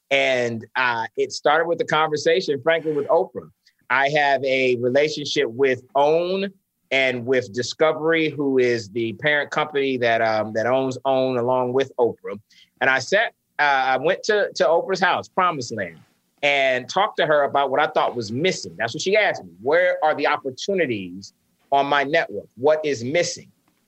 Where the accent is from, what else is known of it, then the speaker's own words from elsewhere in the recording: St. Petersburg, Florida, United States; because I grew up in St. Pete, Florida, and my high school was only 10% Black.